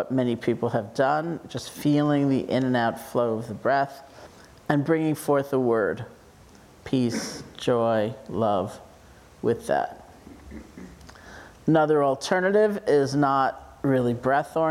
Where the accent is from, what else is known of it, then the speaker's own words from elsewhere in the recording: New York City, New York, United States; I grew up in New York City